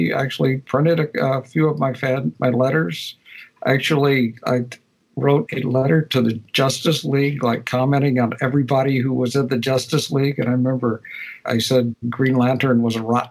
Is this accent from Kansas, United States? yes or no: no; West Tennessee, United States; also born or lived in North Carolina; I grew up in West Tennessee. Yeah, that's my part of the world